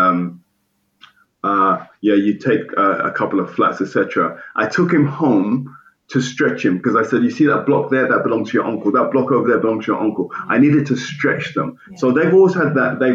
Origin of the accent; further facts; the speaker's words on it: United Kingdom; I grew up outside of London as well.